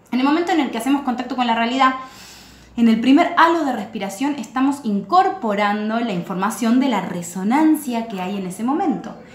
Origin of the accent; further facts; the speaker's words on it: Buenos Aires, Argentina; born there; yo nací en Buenos Aires, Argentina, en un día determinado, un año determinado, un mes determinado